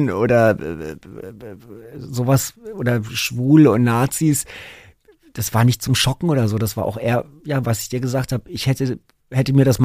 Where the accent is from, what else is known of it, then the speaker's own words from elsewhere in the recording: Berlin, Germany; wo man als Berliner dann irgendwie so 20 Mark oder so gezahlt